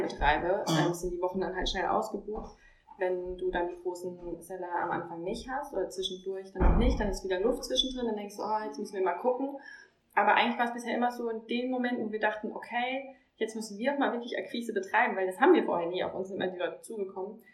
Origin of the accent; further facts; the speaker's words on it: near Heidelberg, Baden-Württemberg, Germany; ich komme aus der Nähe von Heidelberg, ähm, heißt da, wo auch Snox jetzt eigentlich ist, Mannheim-Heidelberg, ähm, komme da ursprünglich her